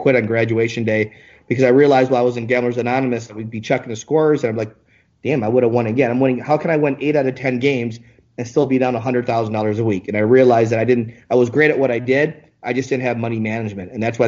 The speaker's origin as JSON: {"language": "English", "region": "Michigan", "country": "United States", "tie": "born there", "also_born_or_lived": "Ann Arbor / Hawaii", "moved": "yes", "lives_now": "Las Vegas, United States", "said": "I was born actually in Michigan, spent some time in Ann Arbor, Michigan, and I lived in Hawaii. And then from Hawaii, because my mom's from Hawaii, I moved to Vegas in 2001."}